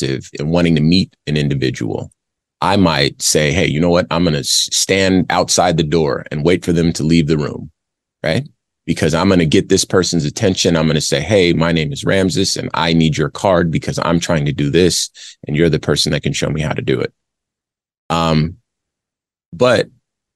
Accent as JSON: {"language": "English", "region": "Arizona", "country": "United States", "tie": "born or raised there", "said": "I grew up in Arizona"}